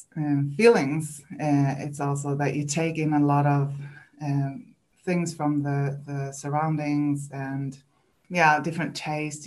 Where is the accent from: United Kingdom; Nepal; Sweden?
Sweden; English is a second language; moved away as an adult; now in New Zealand; English is not my first language. I'm from Sweden